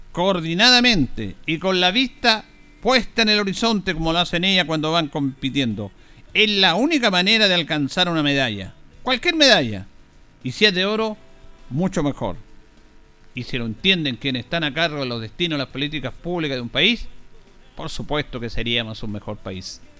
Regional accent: Chile; No es entender de que todos somos chilenos, ni valemos más ni menos, independiente de cómo pensemos políticamente, aunque estemos o no estemos en un gobierno. Todos somos chilenos.

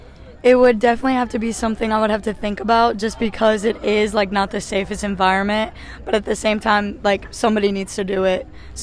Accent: Louisiana, United States

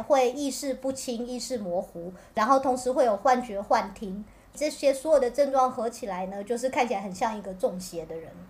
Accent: Pingtung County, Taiwan; 我是屏东人，我也屏东真光

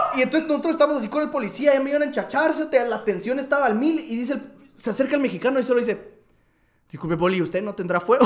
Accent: Guatemala; como buenos chapines

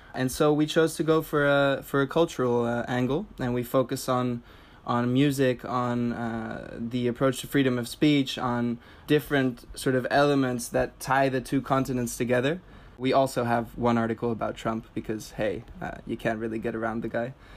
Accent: Tenerife, Canary Islands, Spain; moved away as an adult; also born or lived in Amsterdam; I grew up in Spain, in the Canary Islands in Tenerife

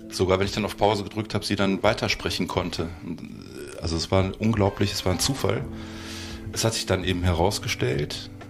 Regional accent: Duisburg, North Rhine-Westphalia, Germany; ich komme aus Duisburg.

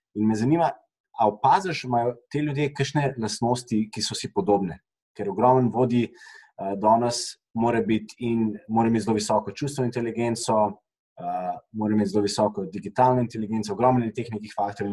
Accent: Slovenia; smo Slovenci

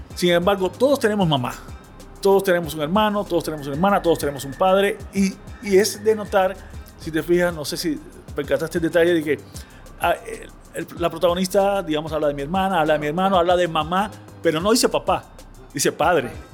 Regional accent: Havana, Cuba; en un barrio que, donde yo crecí en La Habana

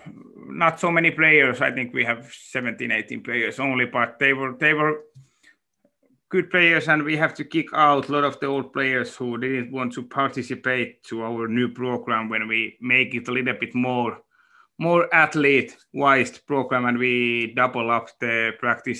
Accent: Tampere, Pirkanmaa, Finland; I grew up in Tampere, and I played mostly ice hockey

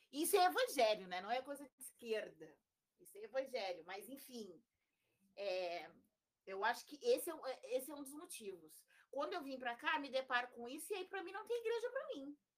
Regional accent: Rio Grande, Rio Grande do Sul, Brazil; now in Porto Alegre, Brazil; Aí eu vim embora para Porto Alegre, né? vim de Rio Grande para Porto Alegre.

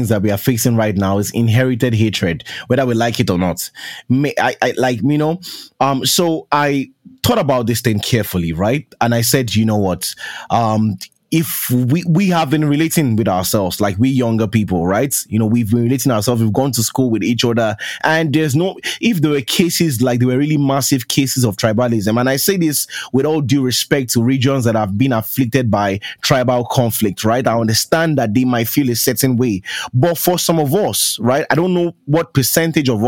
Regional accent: Lagos, Nigeria; I grew up in Lagos

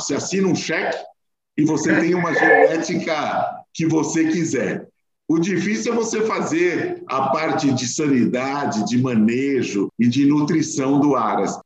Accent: São Paulo, Brazil; nós nascemos no Bom Retiro, na frente do Jardim da Luz, do lado da Estação da Luz, eu nasci por lá

